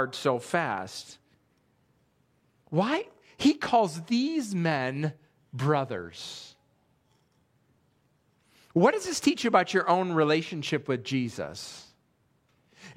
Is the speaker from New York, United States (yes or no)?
yes; Western New York, United States; also born or lived in Pennsylvania; now in Millersville, United States; I grew up in Western New York